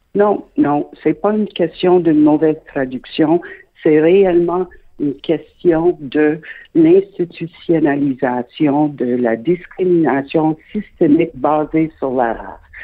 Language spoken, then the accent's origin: French; Quebec, Canada; je suis québécoise de naissance